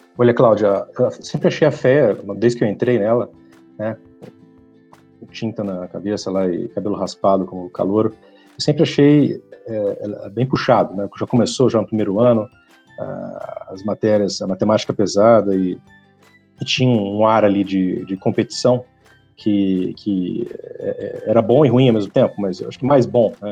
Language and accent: Portuguese; Ribeirão Preto, São Paulo, Brazil; also born or lived in Franca / Colina / Germany / Brussels, Belgium; eu, eu, sou de Ribeirão Preto, nasci em Ribeirão Preto, morei em algumas outras cidades aqui no estado de São Paulo, morei em Franca, morei em Colina, perto de Barretos, mas Ribeirão sempre foi meu centro de gravidade